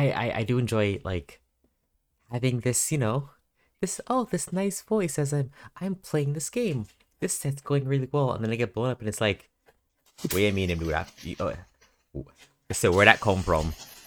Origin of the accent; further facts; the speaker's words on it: Canada; Yeah, I'm born here.